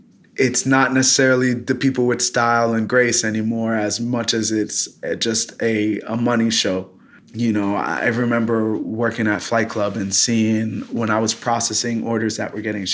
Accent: Fort Lauderdale, Florida, United States; also born or lived in New York / Los Angeles / Philadelphia; I was born in New York. I moved to Los Angeles at 3, got hit with a huge earthquake, moved to Fort Lauderdale at 9, did pretty much end of elementary, middle school and high school in Florida, graduated high school in Florida at 18

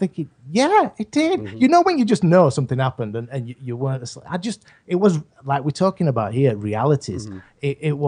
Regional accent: England, United Kingdom; I'm from England.

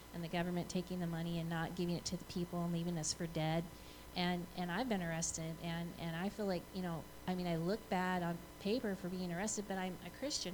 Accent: Flint, Michigan, United States; I, I live in Flint. I'm I'm from Flint

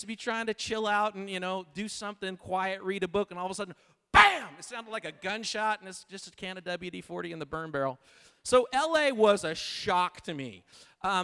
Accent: Shandon, California, United States; moved away as an adult; now in Los Angeles, United States; I grew up in California, but I grew up in a little town called Shandon

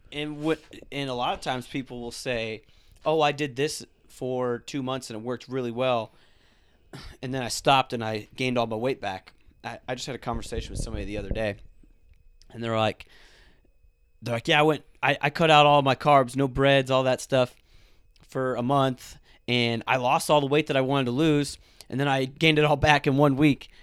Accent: South Florida, United States; moved away; I'm originally from South Florida

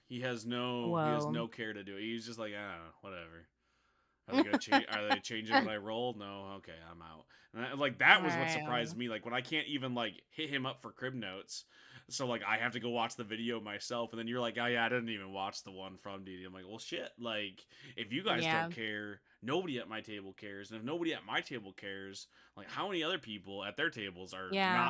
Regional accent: Midwest, United States; Like, I feel like it's because I grew up in the American Midwest.

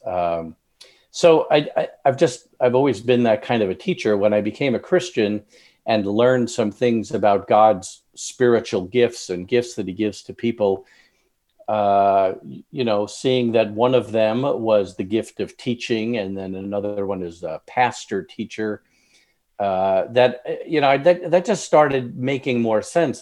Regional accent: Long Island, New York, United States; moved away; I'm originally from New York, Long Island, suburbs of New York City

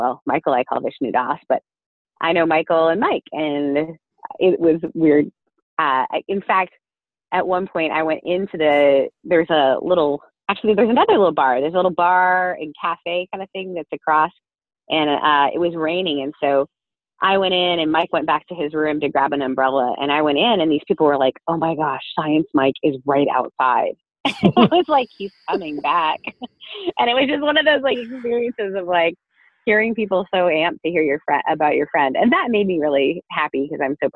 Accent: northern Ontario, Canada; also born or lived in Newfoundland; we moved to northern Ontario, about an hour and a half north of Toronto. And I grew up there in a very small town

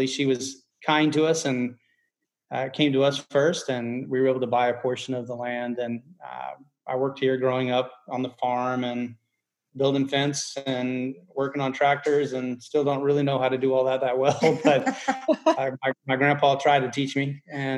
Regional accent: Giddings, Texas, United States; also born or lived in Brenham, Texas / Lexington, Texas; I was born in Brenham and lived in Giddings for most of my life and college in Texas.

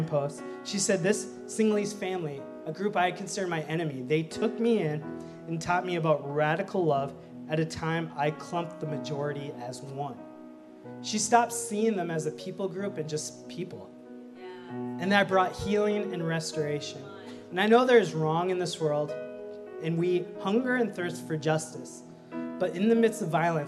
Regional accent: Minnesota, United States; I was born in Minnesota. I'm the only one in my family born in Minnesota

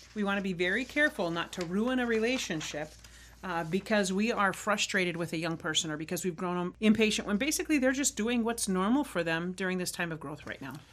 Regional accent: Arizona, United States; I grew up riding motorcycle in Arizona

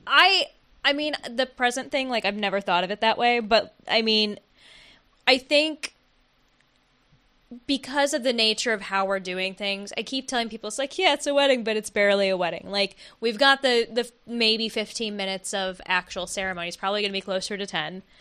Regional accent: Oakland, California, United States; So guys, we're from Oakland.

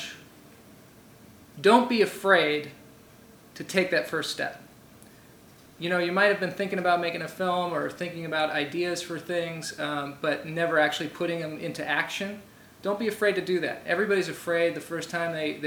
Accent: Seattle, Washington, United States; Growing up in Seattle

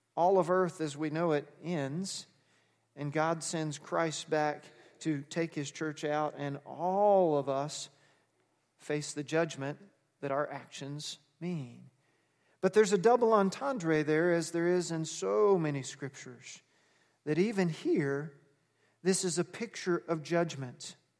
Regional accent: Texas, United States; I was raised Baptist in Texas

